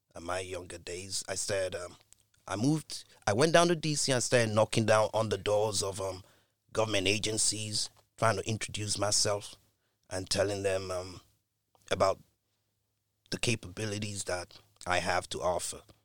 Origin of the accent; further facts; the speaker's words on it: United Kingdom; being a Brit